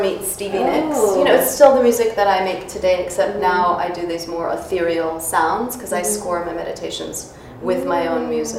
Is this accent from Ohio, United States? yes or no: no; New York City, New York, United States; Jackson Heights, Queens. {S0} Oh, okay. {S1} Yeah, Queens. We immigrated from Russia a month before I was born, and so we had no money.